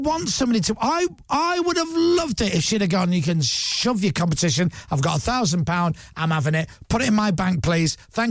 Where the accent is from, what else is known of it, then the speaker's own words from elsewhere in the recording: Durham, North East England, United Kingdom; And I'm from Durham, Chris.